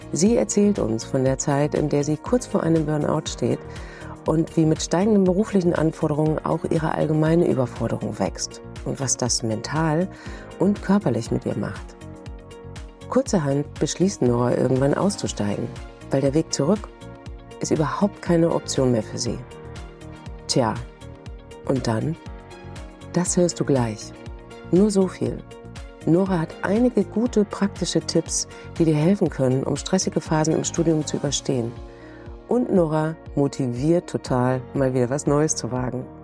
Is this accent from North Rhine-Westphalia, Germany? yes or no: no; Saxony, Germany; Ich komme ja aus der Nähe von Zwickau, so Fichtelgebirge, so richtig schön als Erzgebirge.